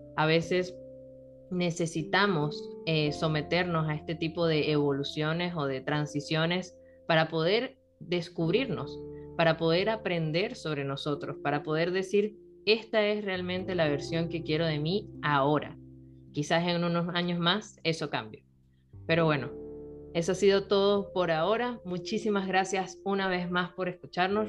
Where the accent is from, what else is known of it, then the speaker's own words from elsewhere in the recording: Venezuela; now in Chile; Rol y yo somos venezolanas